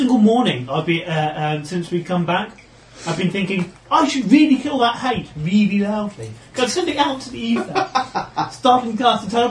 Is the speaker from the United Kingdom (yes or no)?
yes; United Kingdom; We, as British